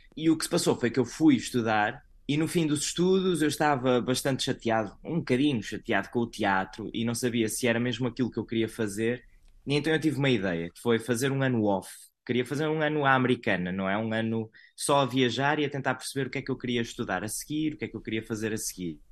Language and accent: Portuguese; Santa Maria da Feira, Aveiro District, Portugal; moved away as an adult; now in Orlando, United States; Eu nasci em Santa Maria da Feira